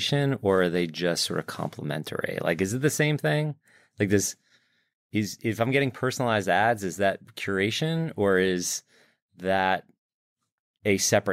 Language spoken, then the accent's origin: English; United States; So because I'm American, I don't understand geography at all.